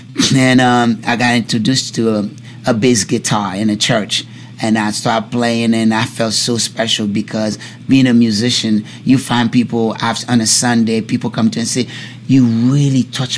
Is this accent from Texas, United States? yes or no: no; East Orange, New Jersey, United States; also born or lived in Newark / Irvington; I grew up in East Orange, Newark, Irvington, that's where I grew up, New Jersey, you know?